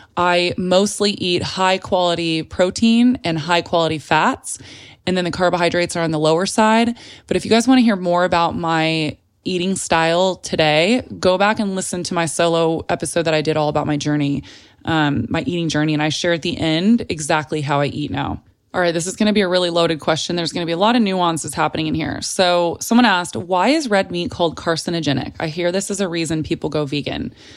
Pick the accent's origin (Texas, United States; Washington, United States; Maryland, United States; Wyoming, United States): Texas, United States; San Antonio; moved away as an adult; also born or lived in Telluride, Colorado; now in Los Angeles, United States; I was born in San Antonio, Texas, and then I went back and forth between Telluride, Colorado, which is this really small little mountain town in Colorado, if you're unfamiliar with it, and San Antonio my entire life up until college